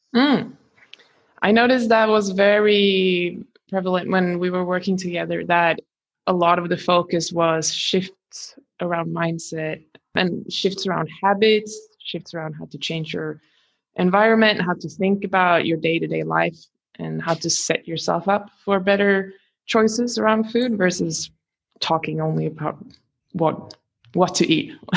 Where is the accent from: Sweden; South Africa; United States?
Sweden; Gothenburg, Västra Götaland; now in Australia; I am from Gothenburg